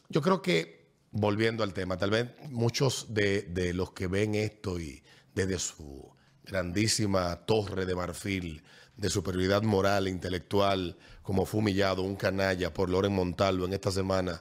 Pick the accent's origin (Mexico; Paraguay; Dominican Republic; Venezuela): Dominican Republic; lo que hoy somos dominicanos